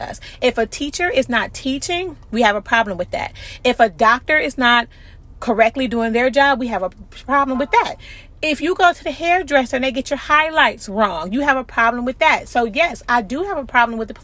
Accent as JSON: {"language": "English", "country": "United States", "tie": "born or raised there", "said": "I'm an American citizen. I was born here"}